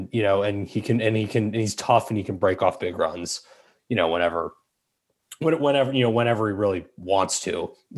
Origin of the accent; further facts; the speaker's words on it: Montgomery County, Maryland, United States; I'm from Montgomery County.